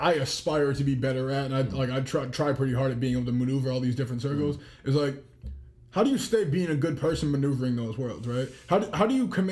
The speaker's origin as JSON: {"language": "English", "town": "Boston", "region": "Massachusetts", "country": "United States", "said": "I'm from Boston"}